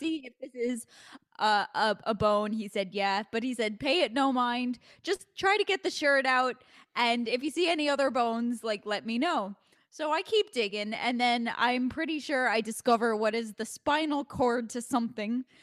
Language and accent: English; New York, United States; I'm a New Yorker. So, like, I'm born and raised in New York